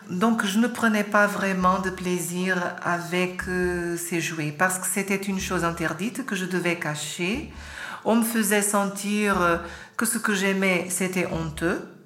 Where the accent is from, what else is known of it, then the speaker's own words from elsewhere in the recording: Lisbon, Portugal; born there; je suis né en 1972 à Lisbonne.